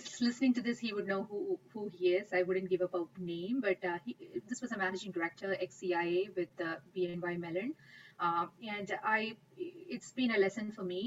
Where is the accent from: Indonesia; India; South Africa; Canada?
India; moved away; I grew up in India